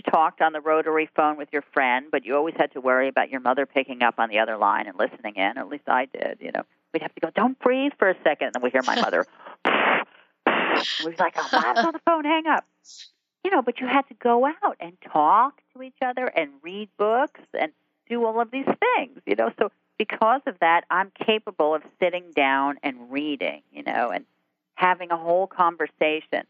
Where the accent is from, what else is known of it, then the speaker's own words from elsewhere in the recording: Jersey Shore, New Jersey, United States; I grew up on the Jersey Shore